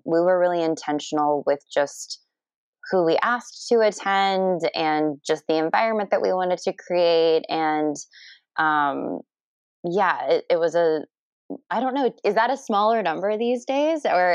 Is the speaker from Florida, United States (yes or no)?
yes; Kissimmee, Florida, United States; moved away as an adult; also born or lived in Philadelphia; now in San Diego, United States; I'm from the area originally. I grew up in Kissimmee, where Disney is